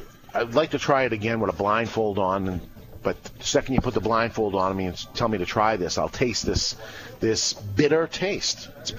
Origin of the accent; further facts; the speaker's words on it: United States; I'm an American